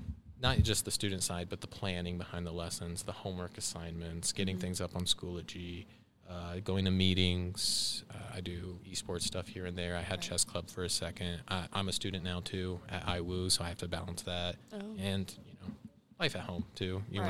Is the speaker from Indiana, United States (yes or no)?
yes; Fairmount, Indiana, United States; also born or lived in Columbus, Ohio; Fairmount, Indiana, and Columbus, Ohio.